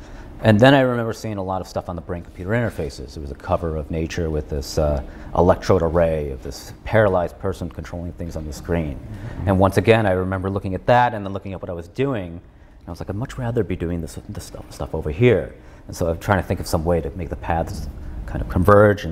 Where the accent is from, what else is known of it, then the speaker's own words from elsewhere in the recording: Chicago, Illinois, United States; I was born in the suburbs of Chicago